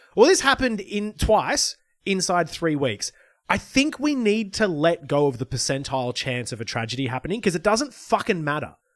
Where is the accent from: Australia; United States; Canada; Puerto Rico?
Australia; Lismore, New South Wales; my hometown might not be rebuilt because of flooding exacerbated by climate change